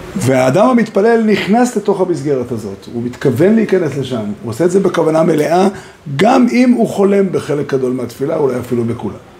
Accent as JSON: {"language": "Hebrew", "country": "Israel", "tie": "born or raised there", "said": "גדלתי פה בארץ"}